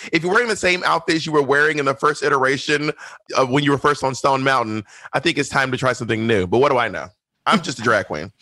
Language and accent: English; Columbus, Georgia, United States; moved away as an adult; also born or lived in Alabama / Mississippi / Atlanta, Georgia / New York City; I grew up in Georgia, Alabama, and Mississippi, mostly Georgia. But I was born in Columbus, Georgia